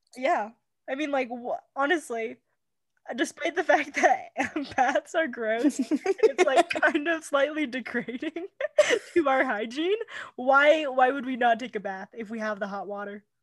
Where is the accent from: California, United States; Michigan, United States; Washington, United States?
California, United States; moved away as an adult; now in Wyoming, United States; I'm from California. I'm allowed to be a little snobby California person